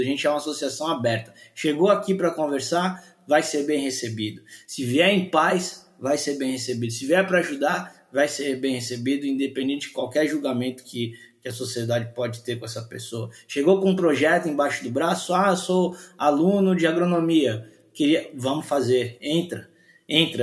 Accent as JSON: {"language": "Portuguese", "country": "Brazil", "said": "a gente é brasileiro"}